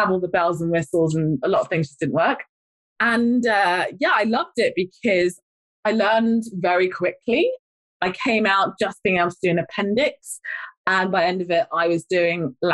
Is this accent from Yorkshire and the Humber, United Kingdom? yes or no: no; London, United Kingdom; moved away; also born or lived in Blackburn; I'm a London girl, by the way. I don't need to tell my accent.